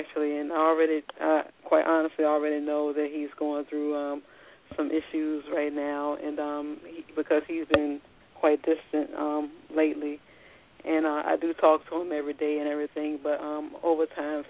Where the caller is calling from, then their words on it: Virginia, United States; I'm calling from Virginia.